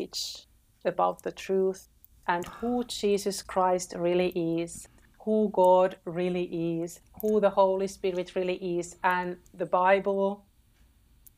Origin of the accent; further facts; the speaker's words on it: Finland; moved away as an adult; I was born and raised in Finland, but I didn't really appreciate my country